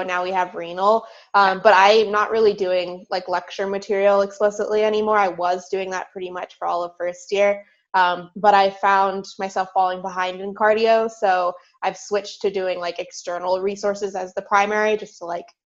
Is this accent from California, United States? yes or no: yes; Southern California, United States; moved away as an adult; also born or lived in Philadelphia, Pennsylvania; now in Pittsburgh, United States; I grew up in Southern California, and that's honestly where I spent all of my childhood